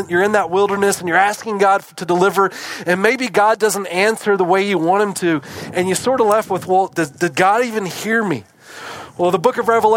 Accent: East Coast, United States; moved away; I grew up in the East Coast

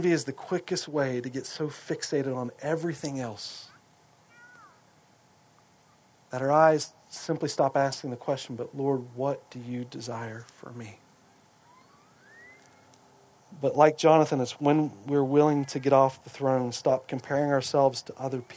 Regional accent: United States

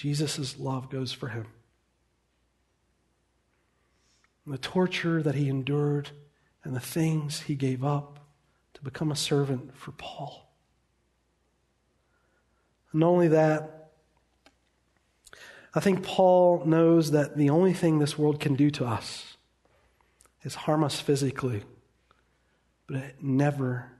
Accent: United States; We are American. We like our comfort and luxury.

